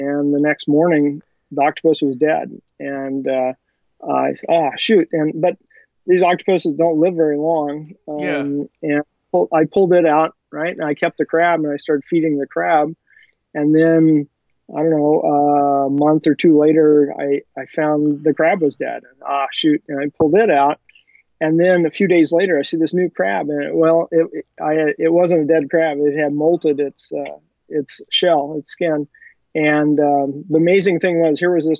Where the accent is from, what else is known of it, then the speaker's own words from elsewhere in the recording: California, United States; I grew up here in California